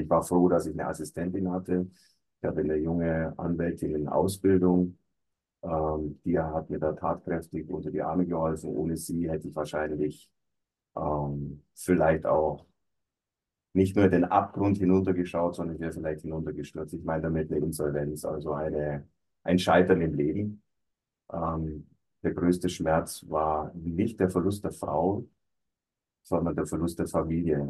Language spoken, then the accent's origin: German; Allgäu, Bavaria, Germany; ich komme also aus dem Allgäu, war da auch beruflich tätig